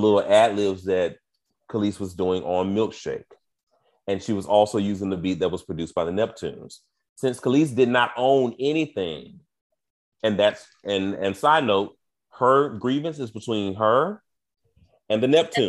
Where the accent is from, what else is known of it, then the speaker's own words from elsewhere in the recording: United States; me as an American gay man